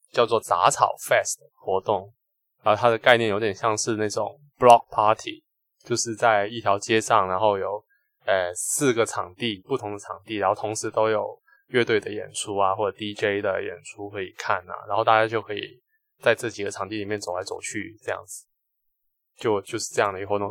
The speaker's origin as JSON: {"language": "Chinese", "region": "Guangdong", "country": "China", "said": "我们广东人的饮食会比较，呃，温和一点"}